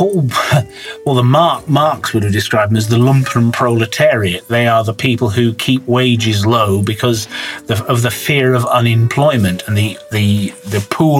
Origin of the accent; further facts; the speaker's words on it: Bath, South West England, United Kingdom; Yeah, I would say middle class is more of a state of mind rather than actually the size of your bank balance. It's to do with aspiration. In my case, my parents weren't particularly well off.